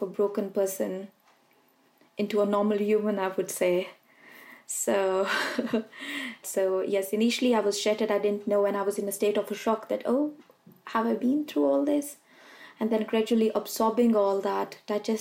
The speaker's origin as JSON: {"language": "English", "country": "Pakistan", "tie": "born or raised there", "moved": "as an adult", "lives_now": "United Kingdom", "said": "I was born in Pakistan and I'm a mother of two children"}